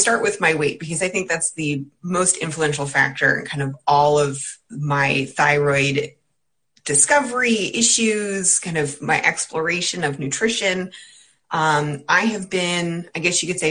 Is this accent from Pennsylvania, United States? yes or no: yes; Pennsylvania, United States; also born or lived in South Carolina / California / New Jersey; now in Connecticut, United States; I grew up in Pennsylvania